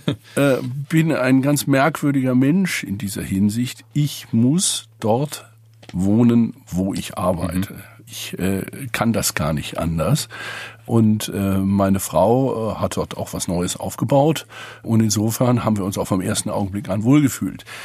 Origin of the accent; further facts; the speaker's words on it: Saarland, Germany; moved away as an adult; now in Magdeburg, Germany; Ich komme aus dem Saarland